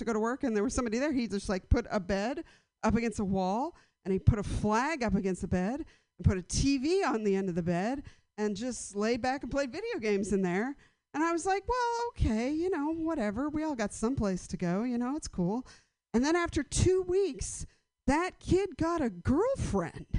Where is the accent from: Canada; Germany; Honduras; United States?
United States; San Francisco, California; I've lived in a bunch of houses around the city where my hometown